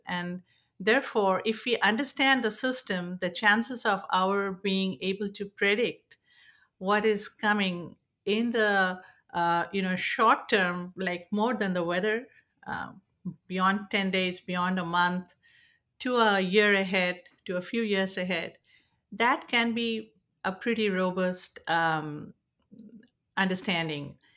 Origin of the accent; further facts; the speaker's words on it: India; now in San Francisco Bay Area, United States; I'm originally from India and now settled in the San Francisco Bay Area